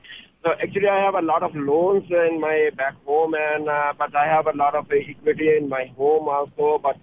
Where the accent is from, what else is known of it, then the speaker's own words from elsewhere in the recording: Canada; I'm from Canada, actually.